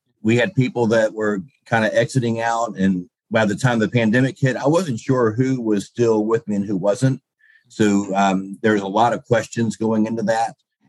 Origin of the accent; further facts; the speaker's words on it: Pensacola, Florida, United States; moved away as an adult; also born or lived in Hawaii / Washington / Cantonment, Florida; now in Reidsville, United States; I'm back to my hometown, Pensacola.